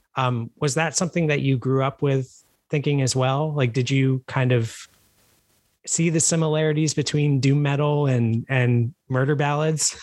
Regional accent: New York, United States; moved away as an adult; now in Philadelphia, United States; I, I guess I, have spent most of my life in New York. I live in Philly now

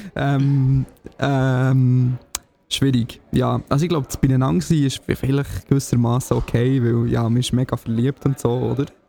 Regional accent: Signau, Bern, Switzerland; Signal in meinem Heimatdorf

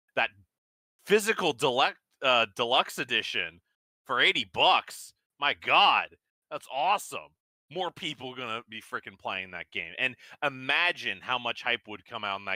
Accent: United States; as an American

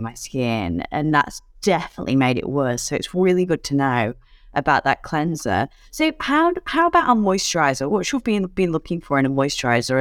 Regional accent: United Kingdom; now in Australia; As a Brit who lives in Australia

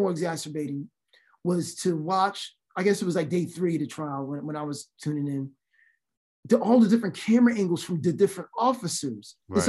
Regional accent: Philadelphia, Pennsylvania, United States; I'm from Philly.

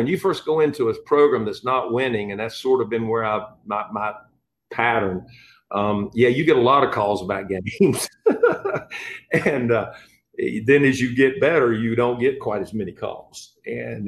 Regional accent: High Point, North Carolina, United States; moved away as an adult; I'm from High Point

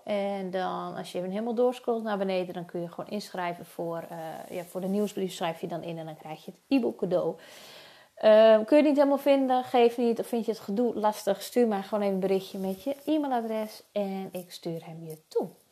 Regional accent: Friesland, Netherlands; Ik kom uit Friesland

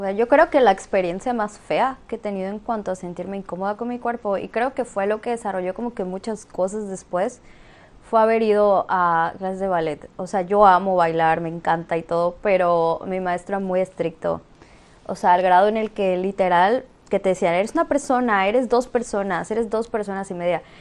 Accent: Campeche, Mexico; now in Mérida, Mexico; Y soy de Campeche, pero actualmente estoy viviendo en Mérida

